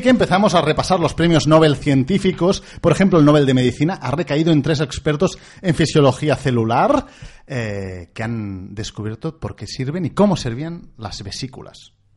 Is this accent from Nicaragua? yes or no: no; Catalonia, Spain; accent: Catalan; tenemos un poco de acento catalán